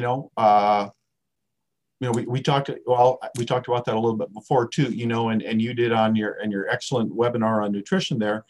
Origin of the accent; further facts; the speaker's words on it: South Dakota, United States; moved away; I was a redneck from South Dakota